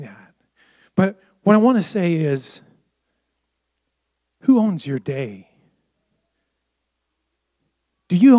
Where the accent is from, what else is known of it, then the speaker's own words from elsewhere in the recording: United States; I was raised in the Amish culture where we were separated from all this